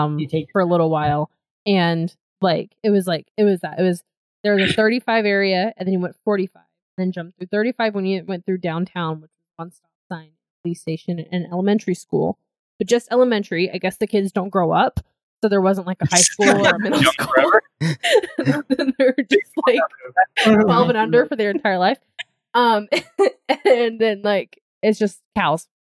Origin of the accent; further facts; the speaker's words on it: Georgia, United States; moved away as an adult; I grew up near a cookout, and then of course, like, since I grew up in Georgia